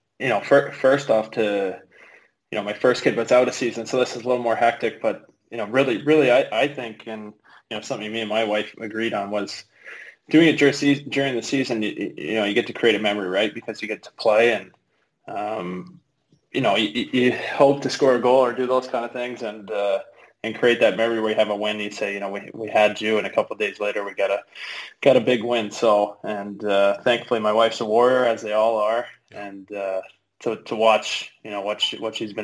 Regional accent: Oakville, Ontario, Canada; moved away as an adult; also born or lived in Etobicoke, Toronto / Germany; I grew up in Oakville my whole life

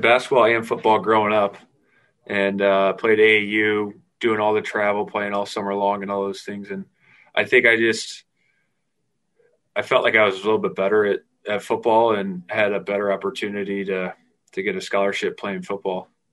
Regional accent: Fort Wayne, Indiana, United States; moved away as an adult; also born or lived in Notre Dame, Indiana; now in Jacksonville, United States; growing up in Fort Wayne and going to Notre Dame

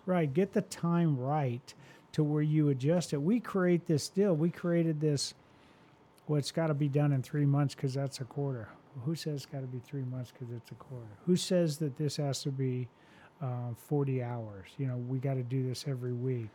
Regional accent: Phoenix, Arizona, United States; moved away as an adult; now in Houston, United States; I was from Phoenix

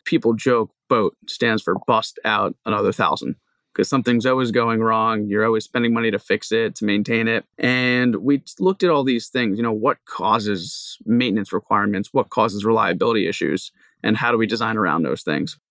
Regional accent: Long Island, New York, United States; moved away as an adult; also born or lived in New Jersey / Hawaii; now in Rhode Island, United States; I grew up in Long Island, New York

